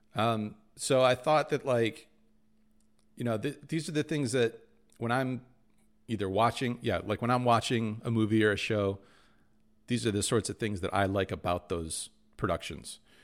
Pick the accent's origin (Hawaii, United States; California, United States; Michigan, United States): Michigan, United States; those are the two schools growing up in Michigan that, yeah, you sort of shoot for